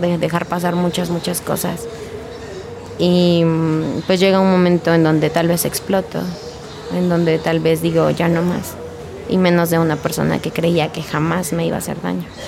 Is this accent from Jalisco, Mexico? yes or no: no; Hidalgo, Mexico; moved away as an adult; Yo no soy de aquí del estado, yo soy de Hidalgo. Tenía toda mi vida viviendo ahí hasta apenas tenía un año aquí